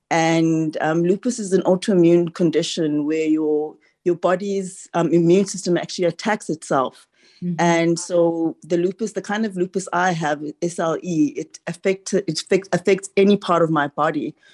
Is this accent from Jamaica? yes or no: no; Ghana; now in Grahamstown, South Africa; So I'm originally from Ghana and we moved to, to Grahamstown, Eastern Cape, 30 odd years ago.